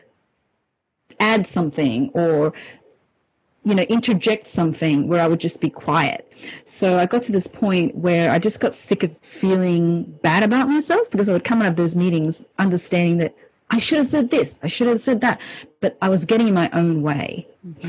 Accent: Sydney, New South Wales, Australia; also born or lived in Hong Kong; I was born in Hong Kong, and when I was 7 years old, I moved to Sydney, Australia with my family

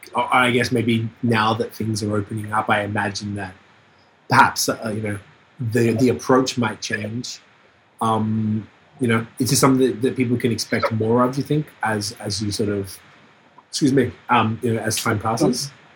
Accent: Canada; we're from Canada

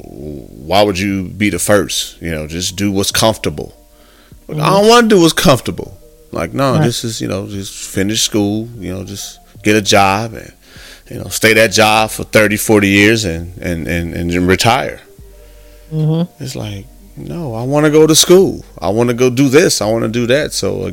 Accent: Midwest, United States; now in Texas, United States; I'm from the Midwest myself, and coming out to Texas

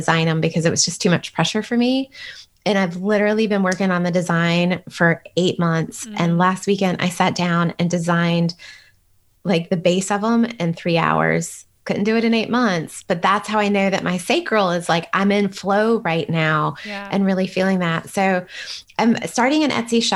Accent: United States; I'm Western, like I'm as American as it comes

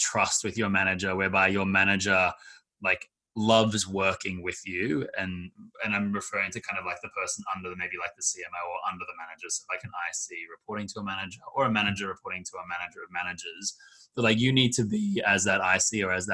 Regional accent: Australia; moved away; my background is I'm from Australia

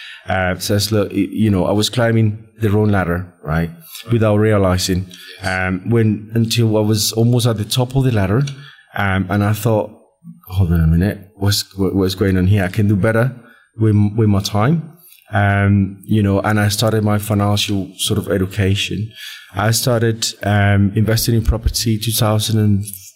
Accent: Colombia; moved away as an adult; now in United Kingdom; I'm from Colombia, born and raised in Colombia

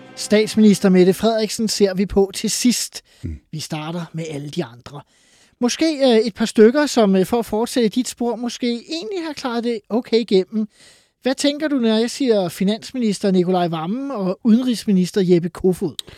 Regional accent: Farum, Capital Region of Denmark, Denmark; jeg er fra Farum, altså har ja. levet med en øh, borgmester Brikstofte

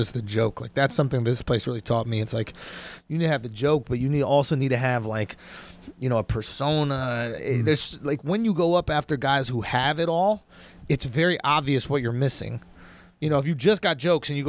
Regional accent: New York City, New York, United States; I grew up in New York City

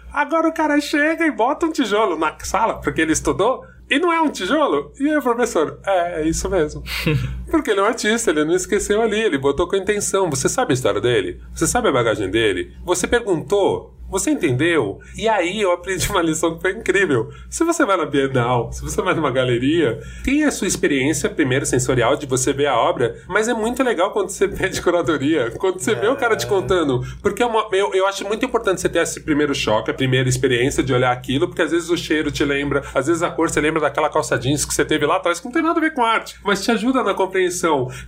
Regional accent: São Paulo, Brazil; Eu sou muito paulistano

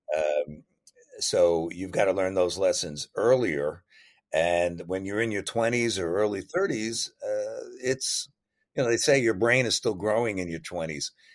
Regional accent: New Jersey, United States; growing up in New Jersey

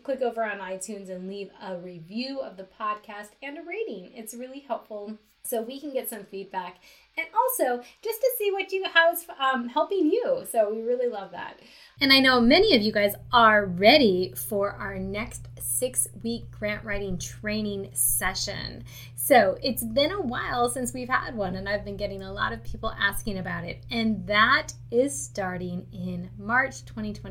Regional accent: Michigan, United States; moved away; I'm actually originally from Michigan

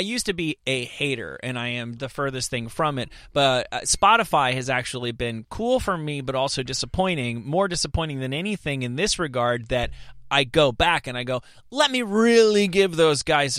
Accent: New Jersey, United States; I'm from New Jersey

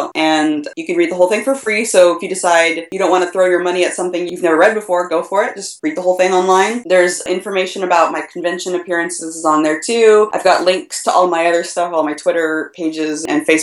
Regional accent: Tulsa, Oklahoma, United States; moved away; Tokyo and Tulsa, which is my hometown. I'm from Tulsa originally

